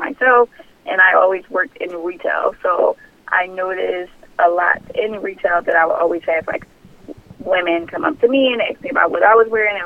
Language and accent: English; Philadelphia, Pennsylvania, United States; born and raised in Philadelphia.